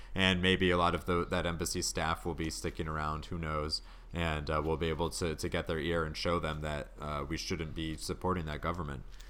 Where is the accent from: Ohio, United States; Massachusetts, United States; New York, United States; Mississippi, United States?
Massachusetts, United States; my home state here in massachusetts